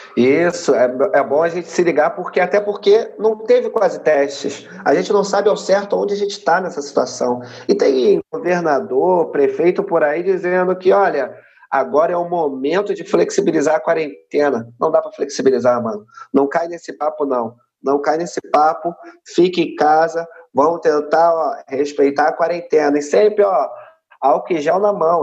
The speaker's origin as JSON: {"language": "Portuguese", "region": "Rio de Janeiro", "country": "Brazil", "tie": "born or raised there", "said": "sou cria aqui da Maré, uma favela aqui do Rio de Janeiro"}